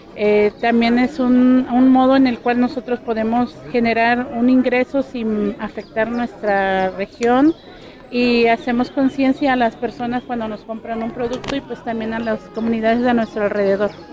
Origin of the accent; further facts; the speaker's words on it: Tebanca, Veracruz, Mexico; vengo de la comunidad de Tebanca, del municipio de Catemaco